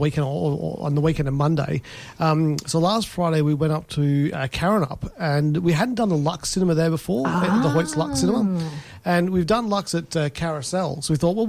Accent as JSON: {"language": "English", "region": "England", "country": "United Kingdom", "moved": "yes", "lives_now": "Perth, Australia", "said": "I go pints and half pints. I'm English."}